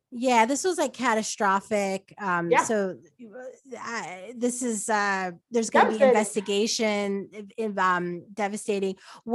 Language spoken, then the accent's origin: English; Brooklyn, New York, United States; because I'm from Brooklyn.